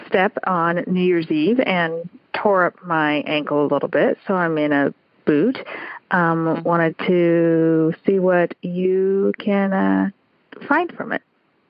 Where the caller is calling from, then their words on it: Austin, Texas, United States; I am calling from Austin, Texas.